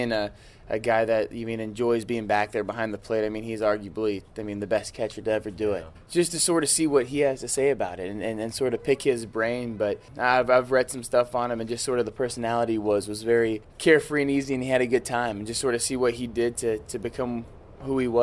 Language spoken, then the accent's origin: English; Cape Coral, Florida, United States; I grew up in Cape Coral, Florida, right on the Gulf side of Florida down south